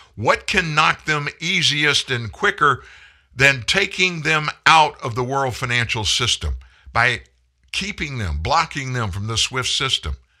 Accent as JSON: {"language": "English", "country": "United States"}